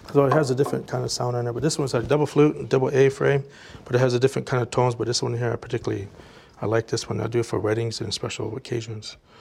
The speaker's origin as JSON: {"language": "English", "region": "South Dakota", "country": "United States", "said": "I'm Lakota from South Dakota"}